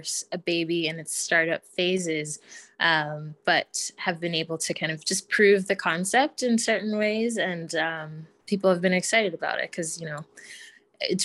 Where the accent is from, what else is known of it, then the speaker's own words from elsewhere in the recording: United States; I was born in the States, have always been very connected to my roots